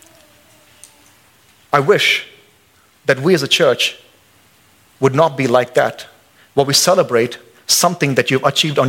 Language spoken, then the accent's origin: English; India; now in Boise, United States; I'm an American citizen, but I'm still an Indian. I still got my head nod, and I still got my accent